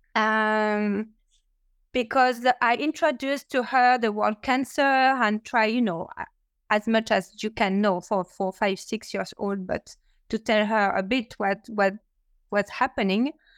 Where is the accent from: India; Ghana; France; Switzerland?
France; English is a second language; now in New York, United States; with my accent that I'm not uh, American, I'm French, but I'm living in in New York